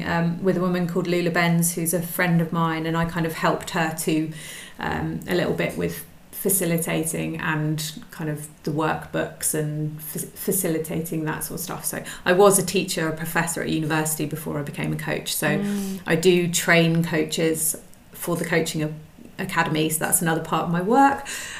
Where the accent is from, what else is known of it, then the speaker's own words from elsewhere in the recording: South West England, United Kingdom; also born or lived in Suffolk / Brighton / London; now in France; I'm originally from the UK, from England. I grew up I've moved around quite a lot. So I was born in Suffolk and then spent most of my sort of teenage life in the West Country